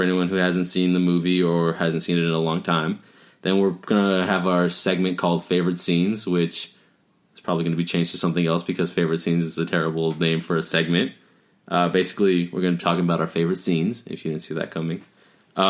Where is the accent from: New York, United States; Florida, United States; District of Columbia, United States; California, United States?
California, United States; Covina; we're from Covino. It's not like we have, we're not, like, in L.A.